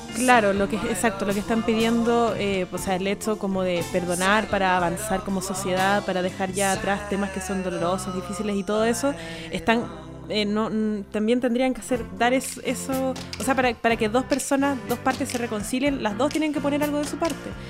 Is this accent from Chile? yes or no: yes; Chile; nuestra historia como sociedad chilena